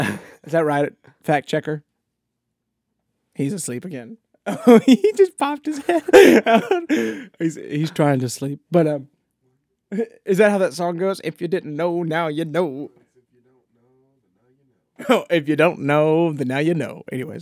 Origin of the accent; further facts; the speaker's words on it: the South, United States; we were raised in the South and with values, some sort of values.